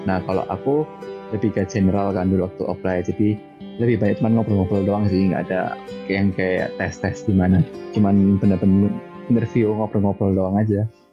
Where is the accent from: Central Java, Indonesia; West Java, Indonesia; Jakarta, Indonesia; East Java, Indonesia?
East Java, Indonesia; Malang; accent: Javanese; moved away as an adult; now in Taiwan; asli Malang